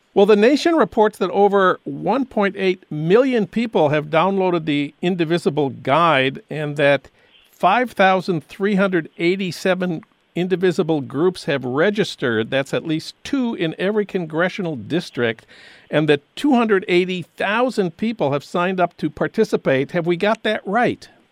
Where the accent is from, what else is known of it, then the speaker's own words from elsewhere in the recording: St. Paul, Minnesota, United States; now in Los Angeles, United States; my hometown of St. Paul